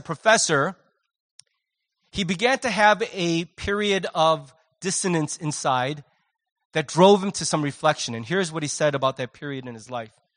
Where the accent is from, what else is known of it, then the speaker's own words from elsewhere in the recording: United States; I'm American